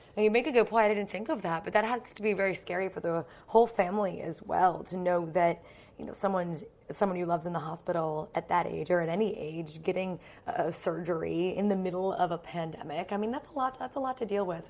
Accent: United States; as an American

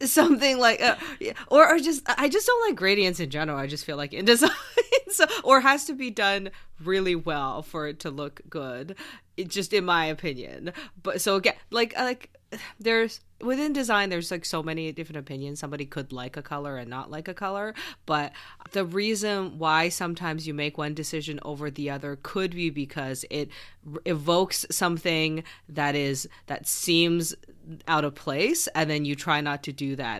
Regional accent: Canada; I am Canadian

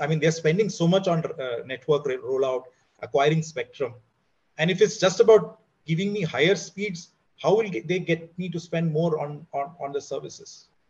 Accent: India; as an Indian

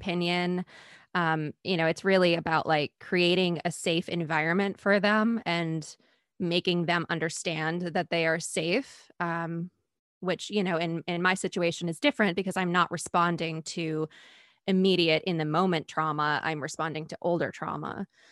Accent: Maine, United States; I'm from Maine

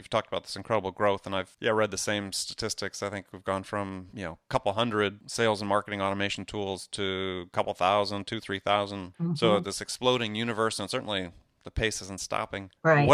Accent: Wisconsin, United States; I was a kid, and we grew up in Wisconsin

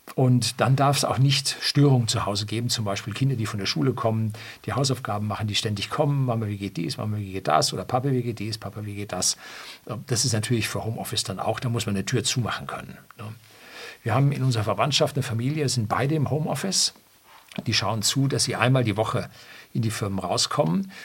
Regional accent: Germany; bei uns in Deutschland

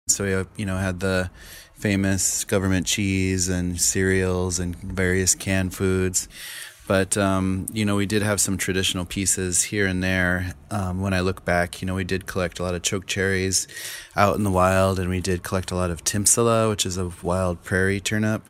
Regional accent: Pine Ridge Reservation, South Dakota, United States; I grew up on Pine Ridge Reservation, which is in South Central South Dakota

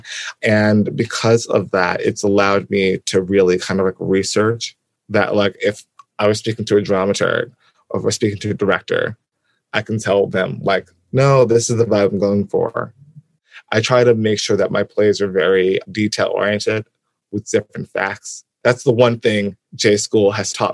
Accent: Albany, New York, United States; I'm from Albany, New York, and it's a college town

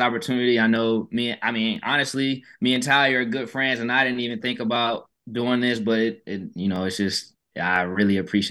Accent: Atlanta, Georgia, United States; moved away as an adult; now in Houston, United States; I'm from Atlanta, and I've lived in Houston these past 4 years.

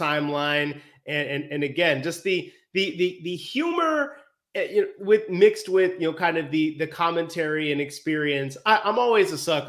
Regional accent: Chicago, Illinois, United States; moved away; I grew up in Chicago

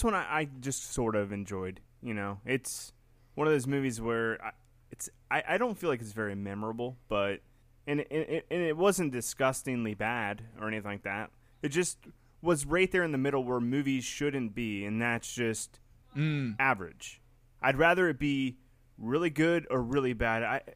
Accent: Kentucky, United States; from Kentucky.

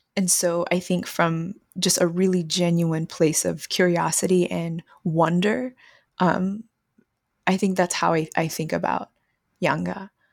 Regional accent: San Antonio, Texas, United States; Growing up in Texas

